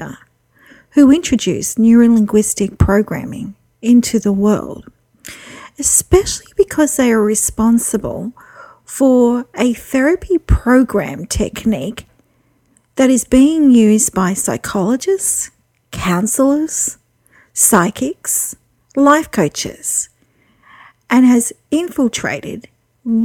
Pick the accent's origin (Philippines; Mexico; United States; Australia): Australia; I'm an Australian psychic